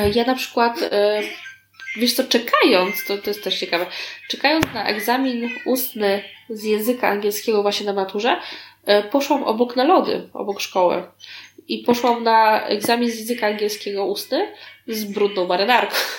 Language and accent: Polish; Warsaw, Masovian Voivodeship, Poland; ja się wychowywałam na warszawskim Tarchominie